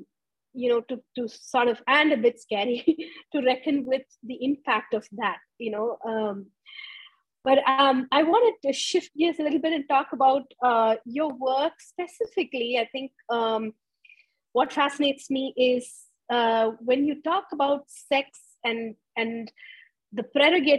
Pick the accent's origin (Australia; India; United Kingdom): India; moved away; I grew up in India